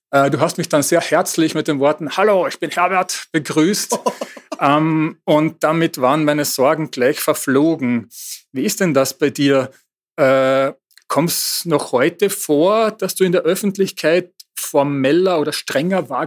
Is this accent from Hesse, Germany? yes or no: no; North Rhine-Westphalia, Germany; Äh, nun komme ich auch aus dem Ruhrgebiet.